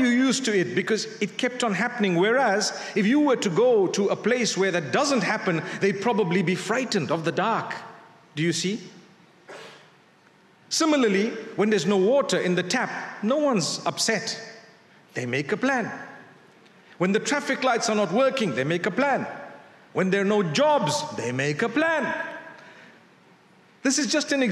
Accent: Zimbabwe; moved away; I come from Zimbabwe.

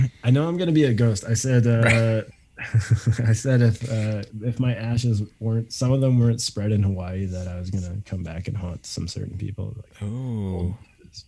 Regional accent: Canada; we're coming back to Canada, which which was weird. Like, it's like this is my home country

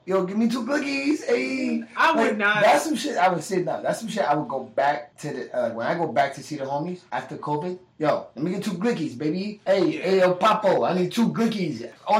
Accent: New Jersey, United States; Like, I'm from Jersey, so especially where the part of Jersey I'm from is not South Jersey.

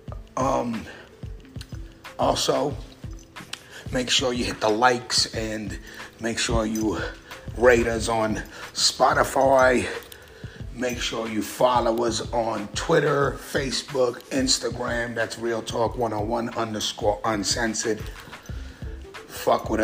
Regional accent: San Francisco, California, United States; growing up in the Bay Area, San Francisco, which was the gay capital

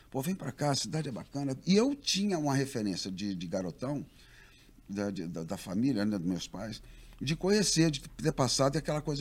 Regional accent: Rio de Janeiro, Brazil; moved away as an adult; now in Poços de Caldas, Brazil; Eu sou carioca, adoro o Rio de Janeiro

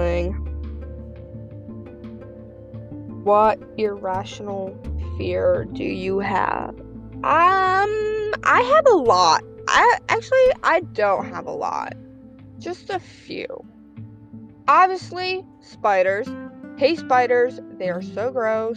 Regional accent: Russia; moved away; I'm from Russia.

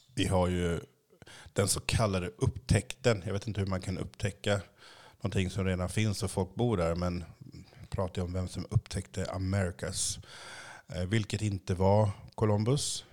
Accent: Sweden; also born or lived in Haiti; jag kunde dött som liten i Sverige

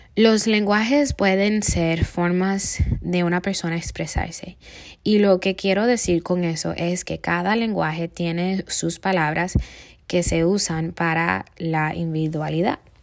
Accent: Cuba; Yo soy cubana y tengo una forma de hablar

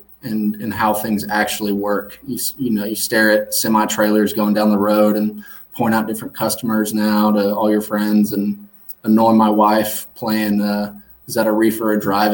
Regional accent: Hendersonville, Tennessee, United States; also born or lived in Cleveland, Tennessee; I grew up outside of Nashville, Tennessee, a little town called Hendersonville

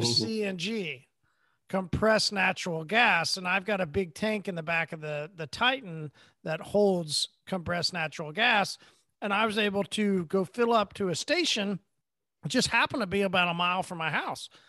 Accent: Midwest, United States; I'm from the Midwest. We say Merry Christmas

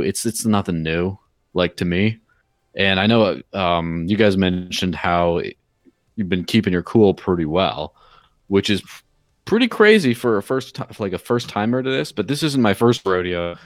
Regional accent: Mexico; my parents live in Mexico and I grew up in Mexico in the early nineties

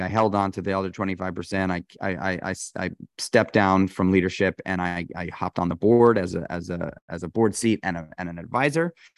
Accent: New York City, New York, United States; I grew up in New York City.

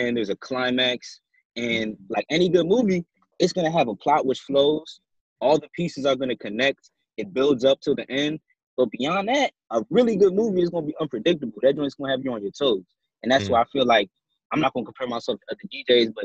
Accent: Washington, District of Columbia, United States; being a Washingtonian

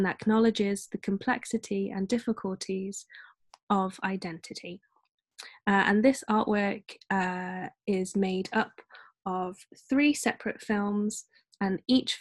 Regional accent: Nottingham, East Midlands, United Kingdom; I'm from Nottingham, which you might already know is very famous for Robin Hood in England, in the middle

